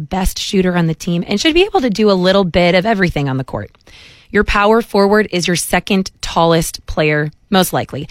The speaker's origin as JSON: {"language": "English", "town": "Chicago", "region": "Illinois", "country": "United States", "moved": "yes", "said": "I'm from Chicago originally"}